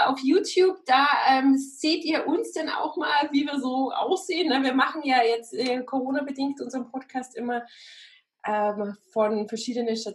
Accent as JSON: {"language": "German", "country": "Austria", "said": "Ja, ich bin Österreicher, ich muss das alles nicht wissen."}